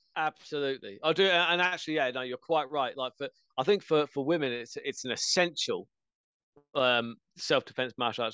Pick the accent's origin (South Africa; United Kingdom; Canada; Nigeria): United Kingdom; England; I'm English.